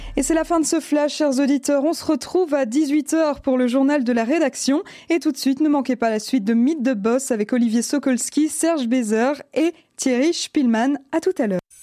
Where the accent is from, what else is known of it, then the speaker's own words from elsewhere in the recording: Belgium; chez nous en Belgique